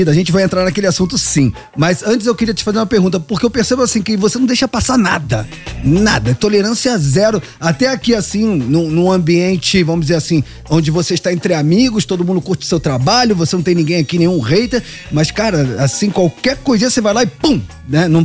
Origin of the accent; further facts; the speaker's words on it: Florianópolis, Santa Catarina, Brazil; eu sou de Floripa.